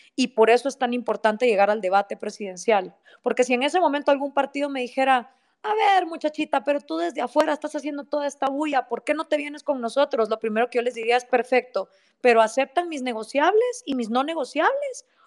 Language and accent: Spanish; Guatemala